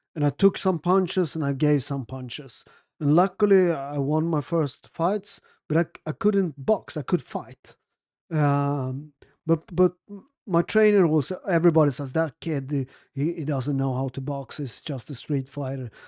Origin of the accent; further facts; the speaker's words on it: Naples, Campania, Italy; also born or lived in Sweden; I'm from Naples